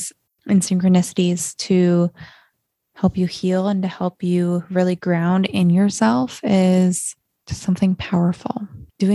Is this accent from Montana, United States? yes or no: yes; Montana, United States; growing up in Montana, when you can see the Milky Way every single night